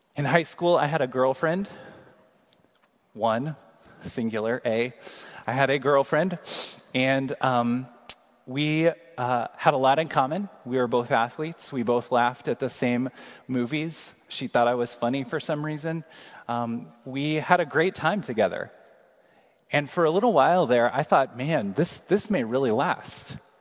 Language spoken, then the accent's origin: English; Kansas City, Missouri, United States; moved away; we just traveled back to my hometown, Kansas City, for uh, first cousin's wedding this weekend